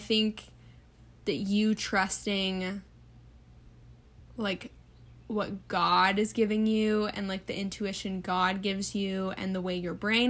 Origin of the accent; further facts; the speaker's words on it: the South, United States; accent: southern; I would listen to people that were like not from around here speak, and I like got rid of my southern accent.